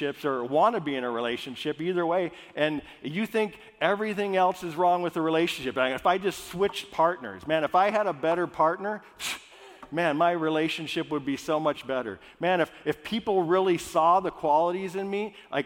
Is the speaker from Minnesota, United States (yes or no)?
yes; Minnesota, United States; I grew up in Minnesota, all Scandinavian.